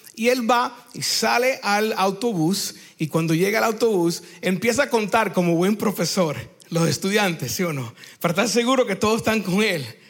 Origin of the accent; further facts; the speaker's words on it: United States; Spanish is a second language; also born or lived in Cuba (ancestry) / Peru; now in Lima, Peru; yo soy cubano de descendencia, pero nacido en los Estados Unidos, entonces a veces mi, mi Spanish no es good looking